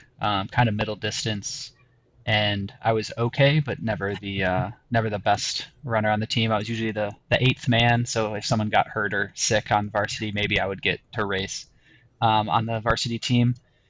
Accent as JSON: {"language": "English", "town": "Cleveland", "region": "Ohio", "country": "United States", "tie": "born or raised there", "also_born_or_lived": "Montana / Colorado Springs, Colorado", "moved": "as an adult", "said": "So I grew up in Cleveland, Northeast Ohio area, basically from when I was two until I went to college. And then I haven't really lived there since. I haven't really lived east of the Mississippi much in the last decade."}